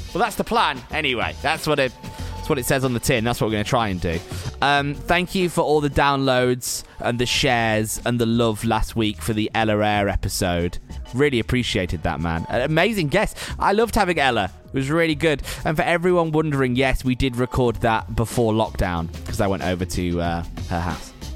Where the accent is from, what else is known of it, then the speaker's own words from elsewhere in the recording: Preston, North West England, United Kingdom; I'm from Preston, right? So I'm from up north